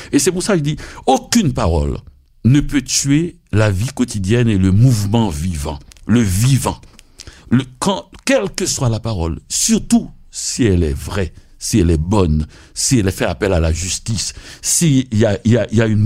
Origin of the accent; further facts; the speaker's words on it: Haiti; moi, quand je venais d'Haïti.